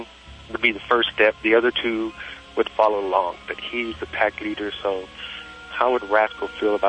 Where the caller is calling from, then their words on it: Silverdale, Washington, United States; From Silverdale, Washington.